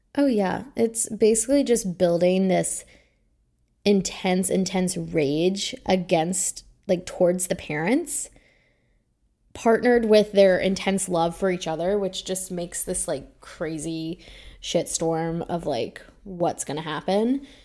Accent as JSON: {"language": "English", "area": "Bedford County", "region": "Virginia", "country": "United States", "tie": "born or raised there", "moved": "yes", "said": "my childhood home was actually about fifteen minutes away from the Haysoms home. Their home is zoned for all three public schools that I attended"}